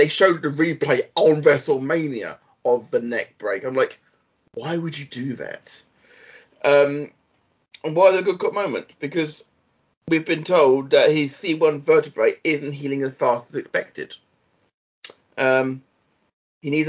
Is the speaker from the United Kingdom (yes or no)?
yes; Blackpool, North West England, United Kingdom; You've been to my hometown